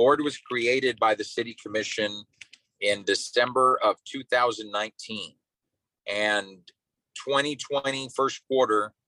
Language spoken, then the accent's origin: English; Brownsville, Texas, United States; Born and raised in Brownsville